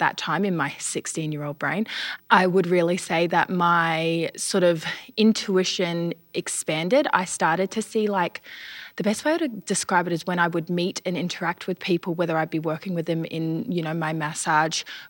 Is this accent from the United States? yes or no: no; New Zealand; now in Australia; I grew up in New Zealand, so I did travel back and forth to New Zealand a lot of the time